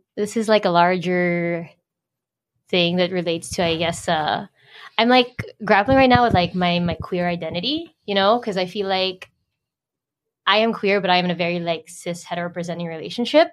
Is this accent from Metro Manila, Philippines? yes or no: yes; Manila, Metro Manila, Philippines; first language English; moved away as an adult; also born or lived in United States; I was born and raised here. Born and raised here, but then I moved to the U.S. 2012 for college and then work